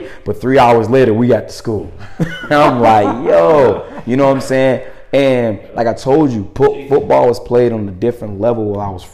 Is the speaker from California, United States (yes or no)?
no; Tampa, Florida, United States; now in Minneapolis, United States; I'm from Florida, Tampa, to be exact